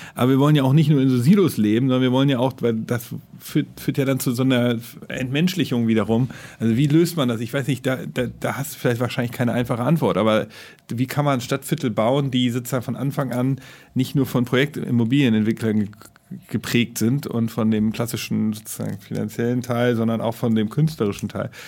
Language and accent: German; Hamburg, Germany; als Hamburger